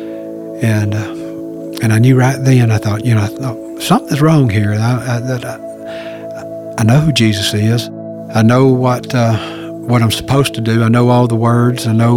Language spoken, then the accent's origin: English; Gainesville, Georgia, United States; I'm 56 years old, born and raised in Gainesville, Georgia.